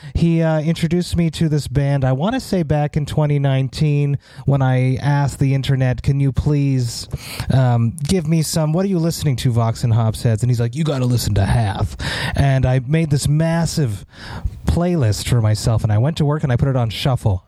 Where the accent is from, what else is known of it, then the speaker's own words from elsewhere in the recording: Montreal, Quebec, Canada; see a big ass show in my hometown